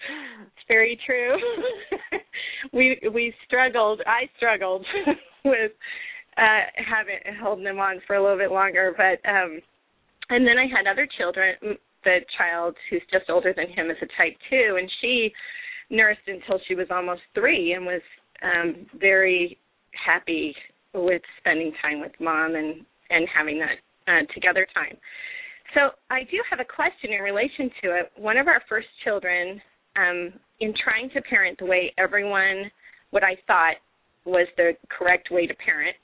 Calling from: Utah, United States; I'm calling from Utah.

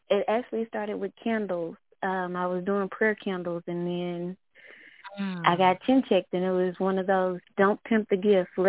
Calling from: Arkansas, United States; I'm calling from Arkansas.

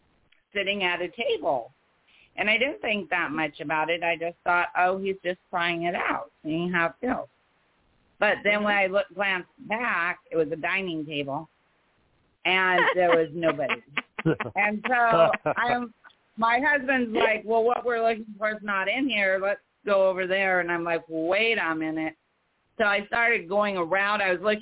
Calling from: Oregon, United States; Hi, this is

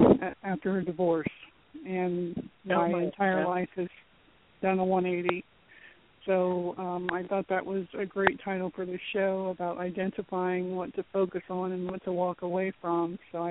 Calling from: Florida, United States; I'm calling from Florida.

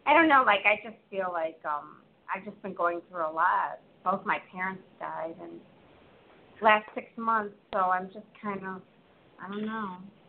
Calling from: Chicago, Illinois, United States; I live in Illinois, Chicagoland area.

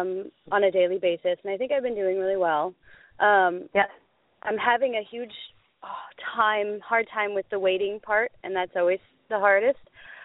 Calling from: Oregon, United States; From Oregon.

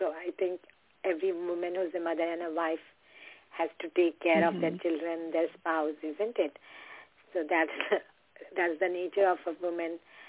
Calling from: Connecticut, United States; Yeah, hi. I'm calling from Connecticut.

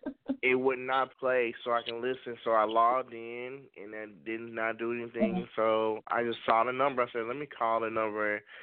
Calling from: St. Louis, Missouri, United States; calling from St. Louis, Missouri.

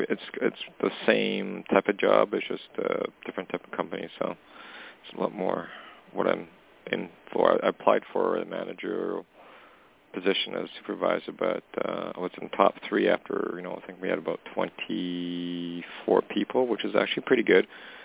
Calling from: Canada; Hey, Toni, it's … calling from Canada.

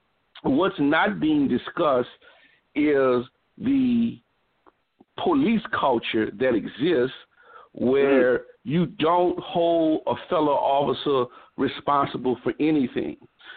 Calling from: New Orleans, Louisiana, United States; I'm calling from New Orleans

